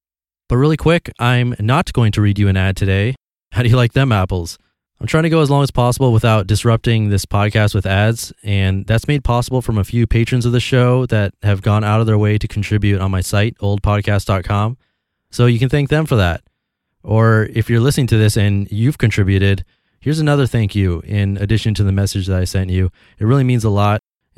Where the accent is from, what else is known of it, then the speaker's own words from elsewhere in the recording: Australia; It was part of being Australian, or so I thought.